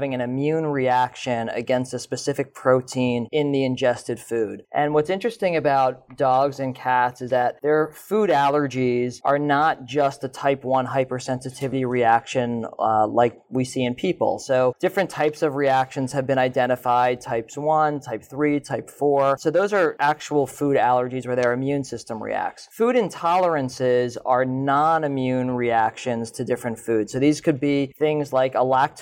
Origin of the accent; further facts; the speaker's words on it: Long Island, New York, United States; also born or lived in Southern California; I grew up right here in New York on Long Island